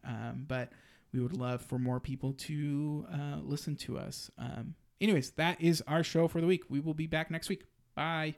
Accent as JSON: {"language": "English", "town": "Austin", "region": "Texas", "country": "United States", "tie": "born or raised there", "said": "my hometown. And it was in, you know, the crown jewel of Austin, Zilker Park"}